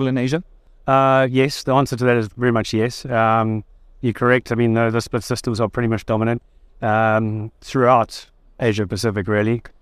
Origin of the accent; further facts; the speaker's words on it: Durban, KwaZulu-Natal, South Africa; moved away as an adult; also born or lived in China; now in Kuala Lumpur, Malaysia; from the East Coast, uh, from the surfing city of Durban. Um, that's where I grew up, and uh, yeah, I moved over to China in uh, about 2007. So I've been in the Asia Pacific region since then